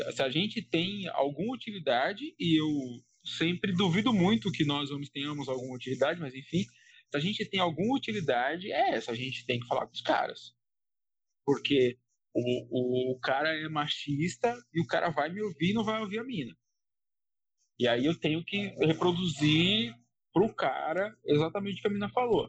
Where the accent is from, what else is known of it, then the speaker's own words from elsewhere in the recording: São Paulo, Brazil; eu sou de São Paulo